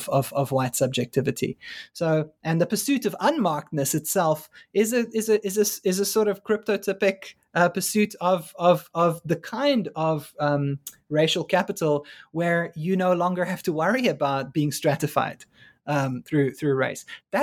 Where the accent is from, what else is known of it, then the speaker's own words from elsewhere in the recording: South Africa; I mean, largely as a South African and being increasingly in these weird alienated spaces of like working on race and black students in China